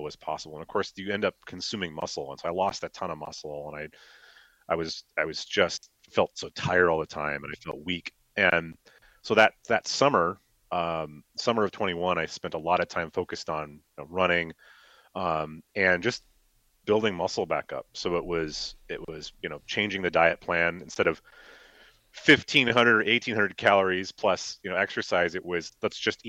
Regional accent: Iowa, United States; now in Minnesota, United States; I'm from Iowa

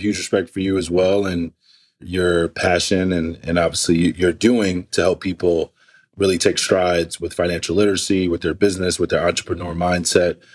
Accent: New York City, New York, United States; I grew up in East Flatbush, where the next meal was whatever the next meal was.

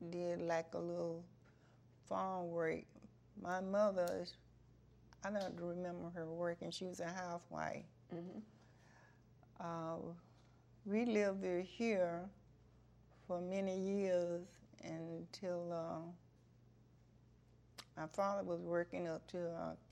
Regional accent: Stuart, Florida, United States; also born or lived in Hobe Sound, Florida; I was born here in Martin County, Stuart, Florida.

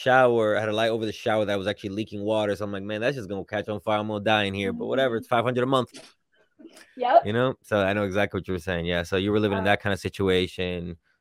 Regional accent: New York City, New York, United States; so I grew up in New York City

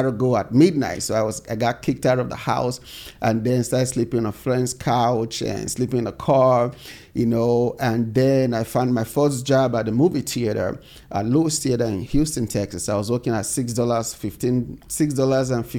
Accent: Nigeria; moved away as an adult; now in United States; growing up in Nigeria

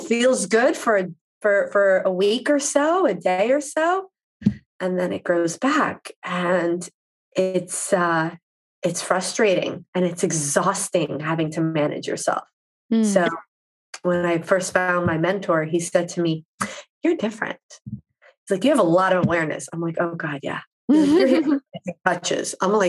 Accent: East Coast, United States; Because, you know, I grew up on the East Coast where you just, you go, you do.

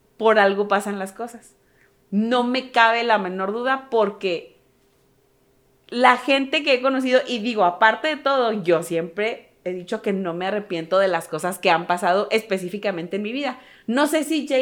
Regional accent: northern Mexico, Mexico; siendo tres hermanos norteños

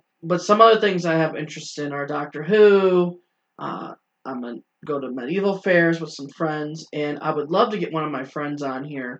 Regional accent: Ashtabula County, Ohio, United States; I am from Ashfield County, Ohio.

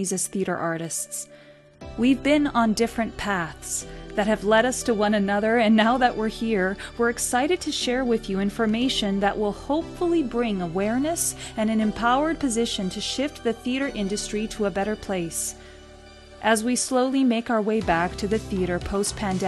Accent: Rio de Janeiro, Brazil; now in Edmonton, Canada; I was born in Rio de Janeiro, Brazil

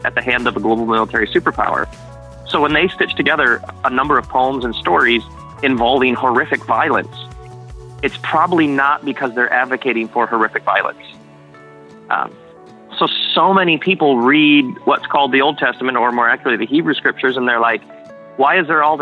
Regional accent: United States

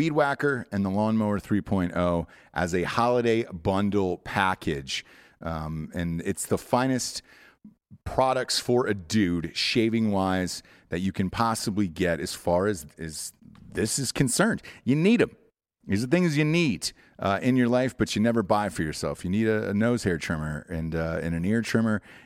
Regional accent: Atlanta, Georgia, United States; moved away; also born or lived in California; I'm from Atlanta

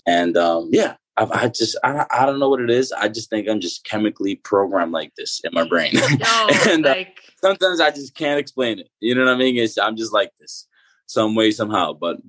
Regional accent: Dominican Republic; born there; I was born in the Dominican Republic and, you know, I saw what that was like and the disparities

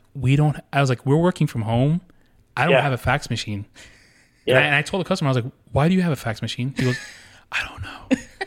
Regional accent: New York City, New York, United States; when I grew up in Queens, we didn't have many trees or any greenery.

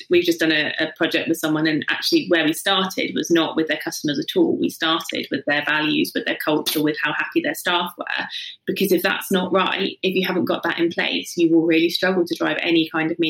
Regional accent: South East England, United Kingdom; From the south coast, so yeah, just Hampshire.

